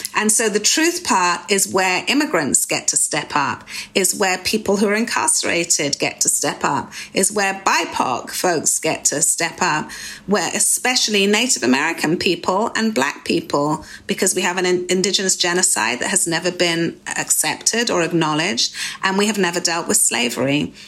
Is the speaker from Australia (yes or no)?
no; United Kingdom; moved away as an adult; now in United States; especially being European as we used to be in the UK.